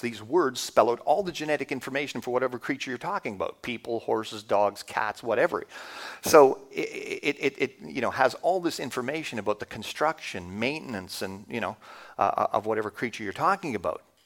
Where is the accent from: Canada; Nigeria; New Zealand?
Canada; as a Canadian, you don't think you have an accent